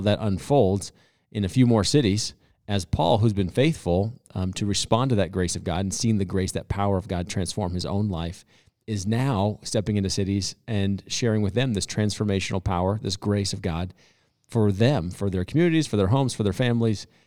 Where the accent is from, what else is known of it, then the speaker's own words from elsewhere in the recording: United States; we as Christians, especially as American Christians